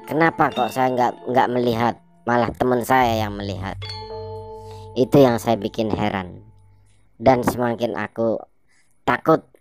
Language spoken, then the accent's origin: Indonesian; Brebes, Central Java, Indonesia; setelah itu saya balik ke kampung saya di Brebes.